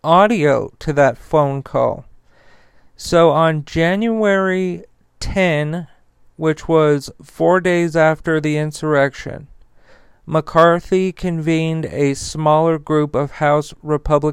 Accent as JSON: {"language": "English", "country": "United States", "said": "as Americans"}